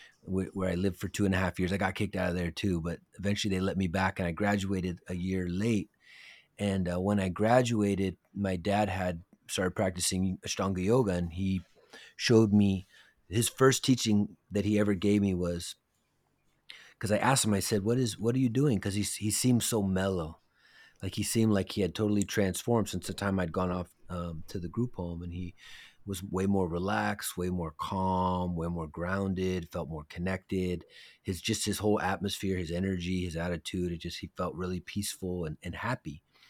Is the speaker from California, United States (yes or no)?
yes; San Francisco, California, United States; born there; Yes, I was born in San Francisco.